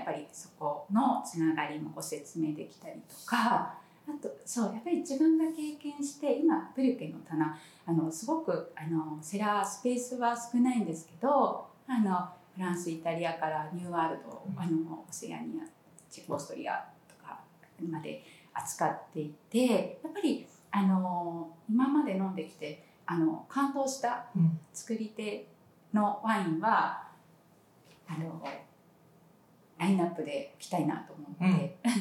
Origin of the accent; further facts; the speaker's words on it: Sapporo, Hokkaido, Japan; now in Kanazawa, Japan; 私も札幌で生まれて割と地方都市で育った期間も長い